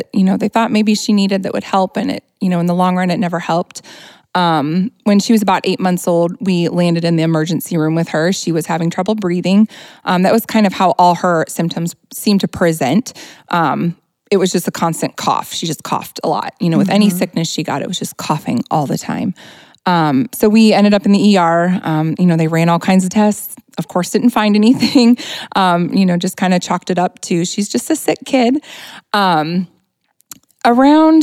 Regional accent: Hanna City, Illinois, United States; We are from Hannah City

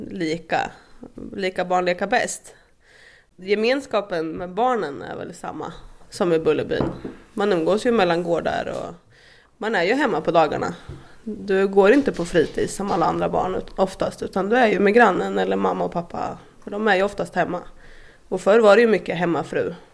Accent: Askersund, Örebro County, Sweden; born or raised there

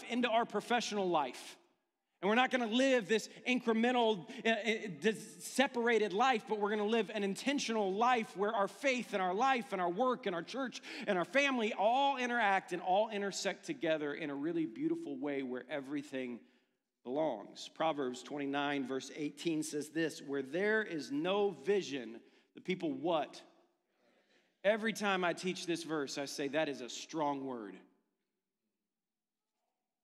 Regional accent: Ohio, United States; I'm from Ohio

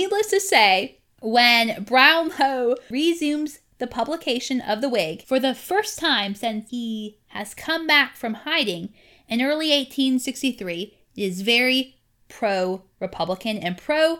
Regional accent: South Carolina, United States; born there; And I can say that because, you know, I was born in South Carolina.

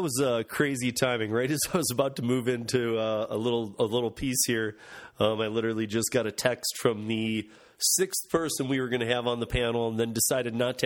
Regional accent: Michigan, United States; in Grand Rapids in my home state of Michigan

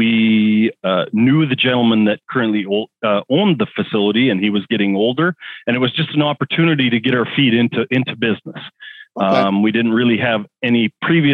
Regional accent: Southern Alberta, Canada; We grew up on a farm down there. So we're farmers from Southern Alberta

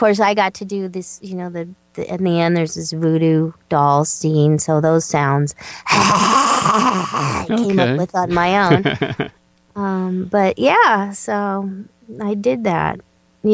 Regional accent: Southern California, United States; I grew up in Southern California

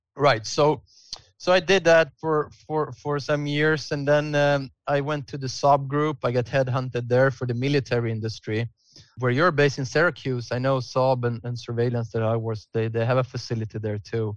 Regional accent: Stockholm, Stockholm County, Sweden; I had been living, growing up in Stockholm

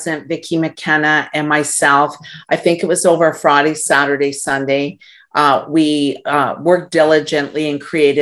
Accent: Canada; as a Canadian

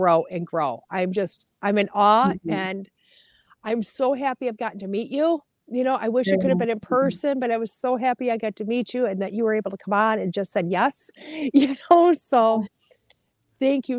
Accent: Wisconsin, United States; I'm from Wisconsin.

